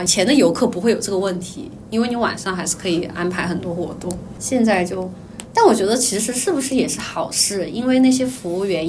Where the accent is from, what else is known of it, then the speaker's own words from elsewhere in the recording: China; 卖水果的那个阿姐也知道我是内地人